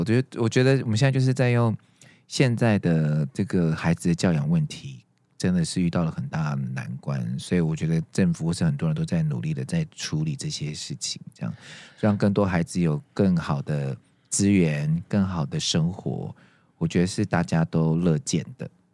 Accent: Taiwan; 我们我们台湾人可能还在原地踏步

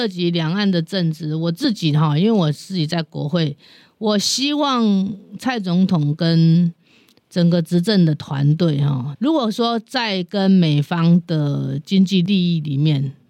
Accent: Taiwan; 这个我觉得我自己也是台湾人的，我客家人，我比你们来早来得早，我比只比原住民晚一点哈。

